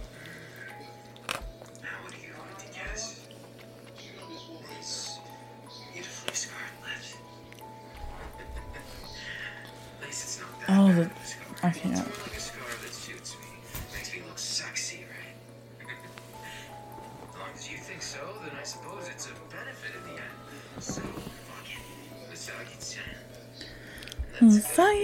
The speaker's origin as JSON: {"language": "English", "region": "New York", "country": "United States", "said": "I'm from New York"}